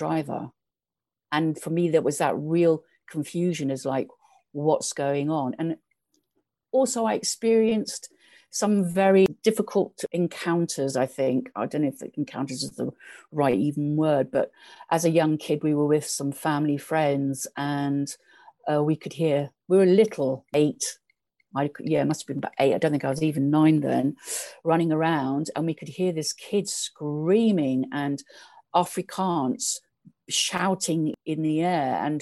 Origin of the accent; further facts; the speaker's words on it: Eastbourne, South East England, United Kingdom; also born or lived in Hastings / East Africa; Eastbourne, the coast